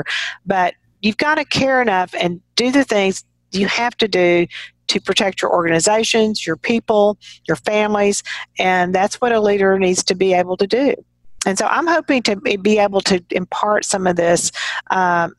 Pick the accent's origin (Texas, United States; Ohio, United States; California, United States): Texas, United States; as a Texan and just kind of growing up around people in a small town